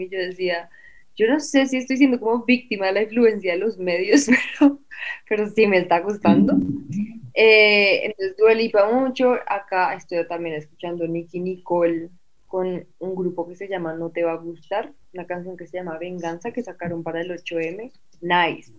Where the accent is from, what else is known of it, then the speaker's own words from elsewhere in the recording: Colombia; Como uno como colombiano